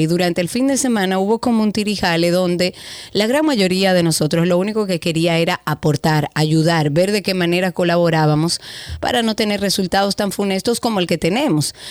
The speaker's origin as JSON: {"language": "Spanish", "country": "Dominican Republic", "said": "nuestro orgullo de ser dominicano"}